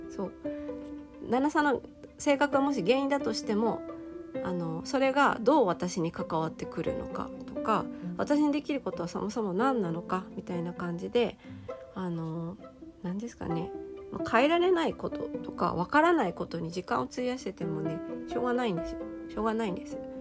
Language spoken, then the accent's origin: Japanese; Japan; 日本で生まれ育った私